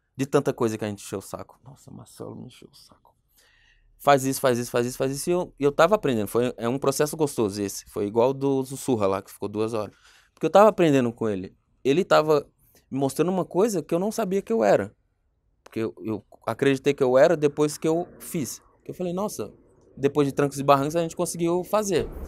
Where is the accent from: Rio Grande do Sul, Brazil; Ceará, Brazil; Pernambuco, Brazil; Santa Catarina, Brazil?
Pernambuco, Brazil; Caruaru; moved away as an adult; now in São Paulo, Brazil; Eu vim para São Paulo, eu sou pernambucano